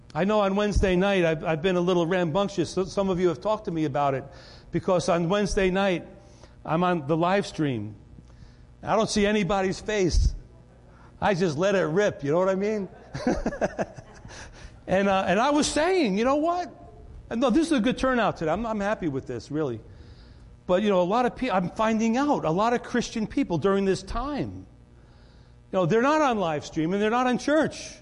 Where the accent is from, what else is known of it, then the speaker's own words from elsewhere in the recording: Rye, New York, United States; I grew up in Rye, New York